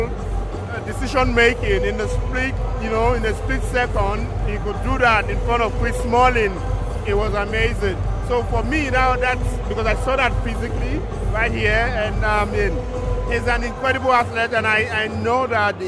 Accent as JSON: {"language": "English", "country": "Nigeria", "moved": "yes", "lives_now": "Germany", "said": "as a Nigerian journalist"}